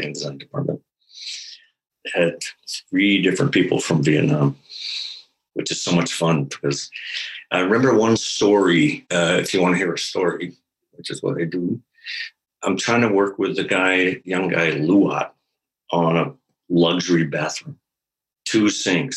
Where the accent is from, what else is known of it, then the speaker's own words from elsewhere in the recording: Maine, United States; I'm from Maine